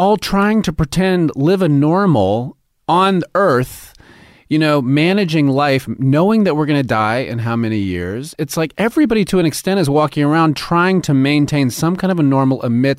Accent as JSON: {"language": "English", "town": "New York City", "region": "New York", "country": "United States", "lives_now": "Los Angeles, United States", "said": "even moving to L.A., I came from New York, and I'd never been on a studio lot."}